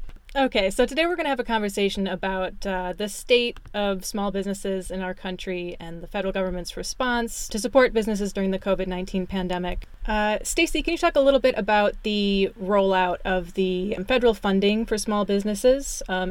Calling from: St. Paul, Minnesota, United States; As usual, my tiny bedroom closet in St. Paul, Minnesota.

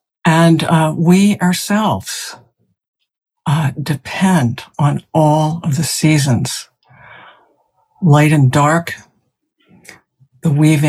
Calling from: South Burlington, Vermont, United States; I'm speaking from South Burlington, Vermont. It's cloudy here.

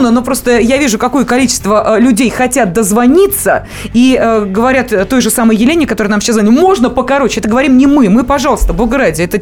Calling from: Perm, Perm Krai, Russia; звоню из Перми.

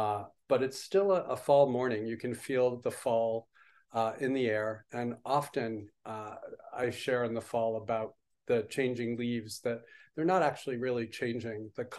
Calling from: New Paltz, New York, United States; I am coming in from New Paltz, New York, signing in with a small affiliate group of the Village Zendo, the New Paltz Zen Center here.

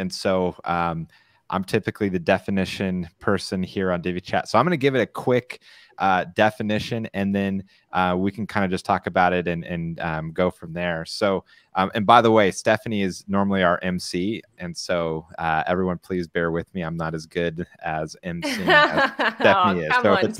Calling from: San Clemente, California, United States; I'm broadcasting from San Clemente, California.

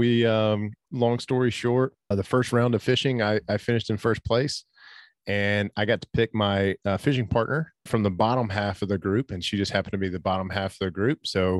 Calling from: Tennessee, United States; Yeah, so we're calling in from East Tennessee. So Pigeon Forge, Gatlinburg area.

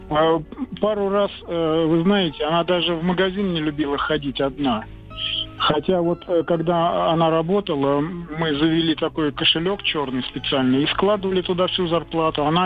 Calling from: Moscow, Russia; Да, я из Москвы.

